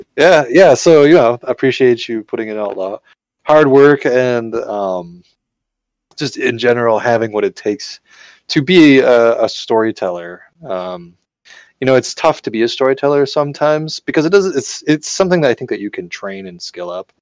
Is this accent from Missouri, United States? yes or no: no; Marshfield, Wisconsin, United States; also born or lived in Madison; I'm from Marshfield. You know, there's like nothing going on up there